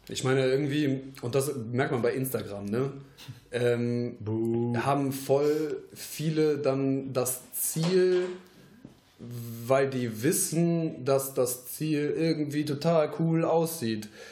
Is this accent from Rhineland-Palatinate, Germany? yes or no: no; Troisdorf, North Rhine-Westphalia, Germany; wir kommen aus Troisdorf jetzt